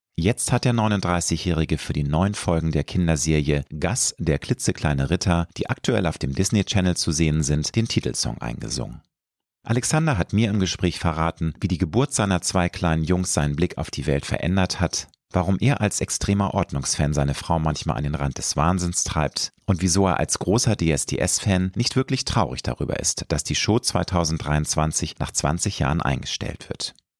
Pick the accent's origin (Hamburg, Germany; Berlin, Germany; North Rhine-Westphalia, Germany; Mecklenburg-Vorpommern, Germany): Hamburg, Germany; Peripherie von Hamburg, meiner Heimatstadt.